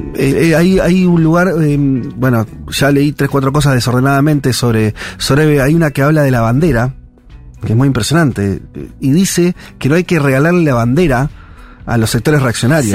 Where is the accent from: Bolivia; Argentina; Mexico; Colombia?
Argentina; como, como argentinos